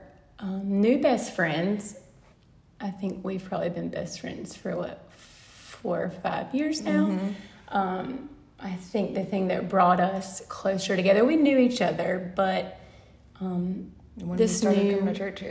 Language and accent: English; the South, United States; me growing up down in the South